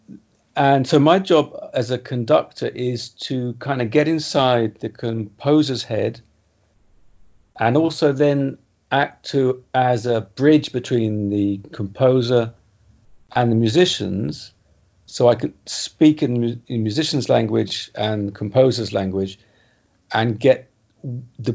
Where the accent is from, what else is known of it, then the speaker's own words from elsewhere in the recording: England, United Kingdom; as an Englishman